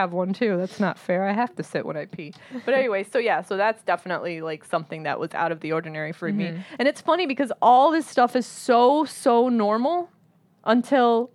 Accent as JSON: {"language": "English", "country": "United States", "tie": "born or raised there", "said": "growing up in America, like, we still hold on to a lot of these traditions"}